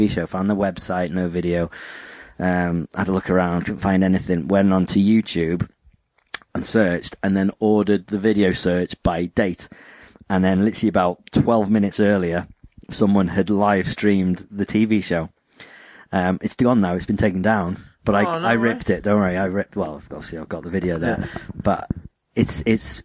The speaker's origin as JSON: {"language": "English", "country": "United Kingdom"}